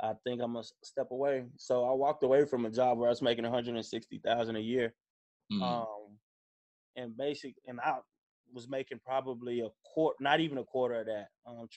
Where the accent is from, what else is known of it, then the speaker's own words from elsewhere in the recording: Dallas, Texas, United States; also born or lived in Indiana; I'm from Dallas. Played basketball at Carter High School.